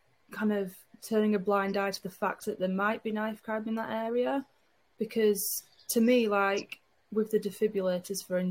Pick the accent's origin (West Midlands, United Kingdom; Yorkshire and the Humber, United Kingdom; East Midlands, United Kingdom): Yorkshire and the Humber, United Kingdom; Huddersfield; now in Barnsley, United Kingdom; I'm from Huddersfield originally